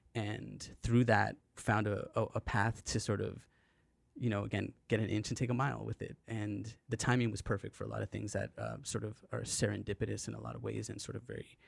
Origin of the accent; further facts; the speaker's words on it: British Columbia, Canada; So being a Canadian kid, kind of growing up, you know, sometimes there was a little bit of a lack of identity in terms of things that we were looking at around us that inspired us.